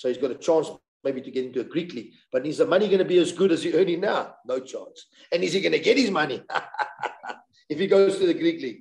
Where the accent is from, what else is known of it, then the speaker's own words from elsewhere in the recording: South Africa; where are you from? South Africa